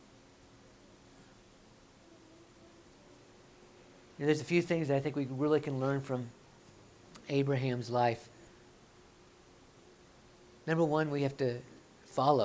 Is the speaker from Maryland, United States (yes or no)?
no; Oklahoma, United States; moved away as an adult; I'm born and raised in Oklahoma